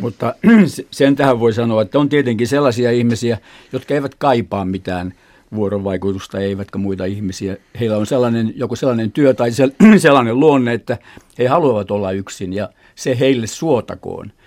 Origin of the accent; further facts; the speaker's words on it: Jurva, South Ostrobothnia, Finland; Jurvajosta. Minä olen kotoisin